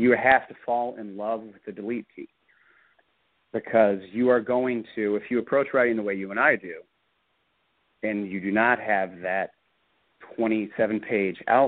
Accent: Bloomington, Indiana, United States; also born or lived in Florida; my hometown's Bloomington, Indiana

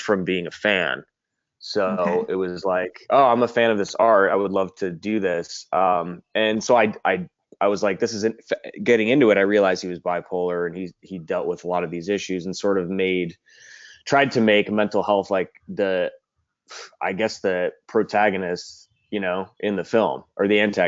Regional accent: Cleveland, Ohio, United States; now in Los Angeles, United States; I'm a filmmaker in Los Angeles. I'm from Cleveland originally

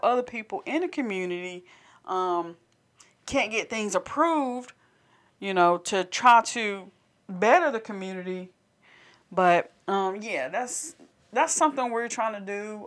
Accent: Candor, North Carolina, United States; we're actually from Candor.

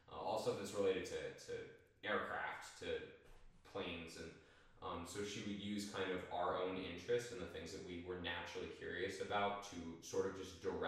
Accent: Erie, Pennsylvania, United States; born there; The irony is actually I was born in Pennsylvania.

